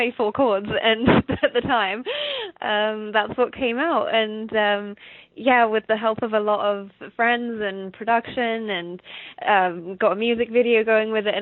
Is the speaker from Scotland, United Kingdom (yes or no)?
no; Stevenage, East of England, United Kingdom; accent: English; moved away as an adult; now in Winnipeg, Canada; Originally from a little town called Stevenage, north of London in England.